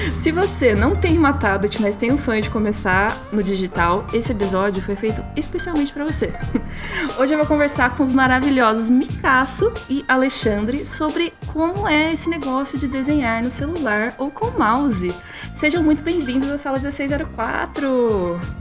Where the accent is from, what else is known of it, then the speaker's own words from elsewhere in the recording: Curitiba, Paraná, Brazil; Curitiba, né? Que é da onde a gente é